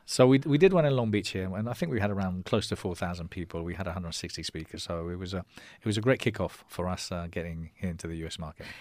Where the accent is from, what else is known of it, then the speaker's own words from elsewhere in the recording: Spain; accent: English; first language Spanish; English is a second language; also born or lived in London, United Kingdom; I was born in London. And, um, and we moved back to Spain when I was nine. So I, I'm bilingual. I consider my mother tongue Spanish, but I was lucky enough to keep, um, my English accent. And, um, brought up in Spain all my life